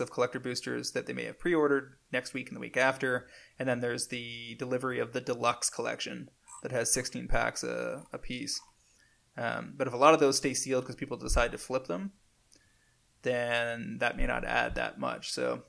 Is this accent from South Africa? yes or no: no; Canada; Do you guys have coffee? I'm from Canada and I can't find it important.